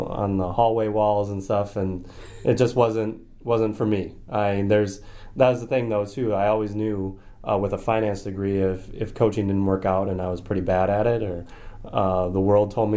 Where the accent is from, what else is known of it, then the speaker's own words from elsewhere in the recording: Milwaukee, Wisconsin, United States; moved away as an adult; also born or lived in Rhode Island / Alabama; growing up in yeah. Milwaukee, Wisconsin.